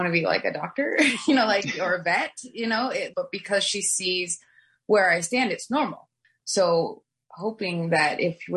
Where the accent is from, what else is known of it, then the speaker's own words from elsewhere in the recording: Oregon, United States; also born or lived in Beaverton, Oregon; now in Carlton, United States; Growing up in Oregon